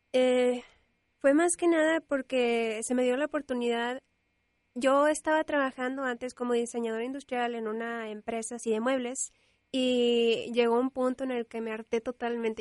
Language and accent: Spanish; Monterrey, Nuevo León, Mexico; soy regiomontana, nací en Monterrey y vivo en Monterrey